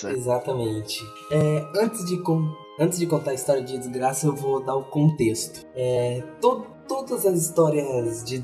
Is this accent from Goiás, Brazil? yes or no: yes; Goiânia, Goiás, Brazil; e a gente é de Goiânia